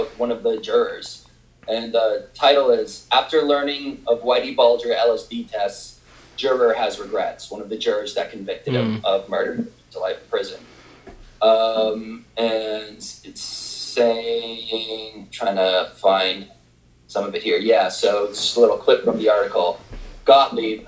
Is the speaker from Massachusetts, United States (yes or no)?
yes; Boston, Massachusetts, United States; I'm from Boston